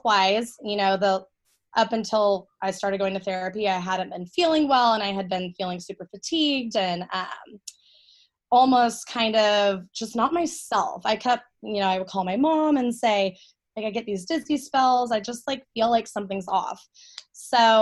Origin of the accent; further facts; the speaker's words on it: Austin, Texas, United States; also born or lived in Denton, Texas; I'm born and raised in Austin, Texas, grew up here my whole life